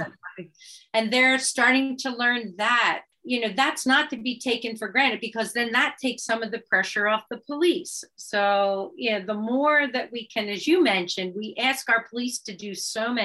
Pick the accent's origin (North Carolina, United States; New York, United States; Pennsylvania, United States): Pennsylvania, United States; Philadelphia; I'm from Roxborough